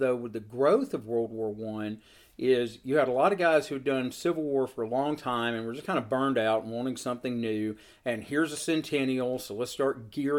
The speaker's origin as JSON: {"language": "English", "area": "Seal Creek", "region": "Tennessee", "country": "United States", "tie": "born or raised there", "said": "I grew up in Seal Creek, Tennessee, which is an area not noted for its large reenactor presence."}